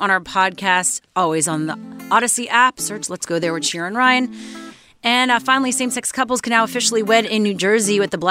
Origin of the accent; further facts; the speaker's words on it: Montreal, Quebec, Canada; I'm from Montreal.